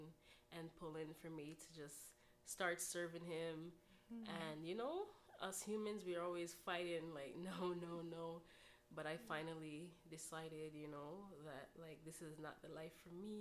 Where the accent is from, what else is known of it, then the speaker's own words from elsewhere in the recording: Jamaica; I'm a Jamaican, so I came from a Jamaican background.